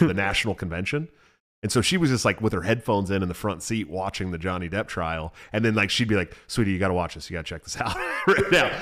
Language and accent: English; California, United States; I'm from California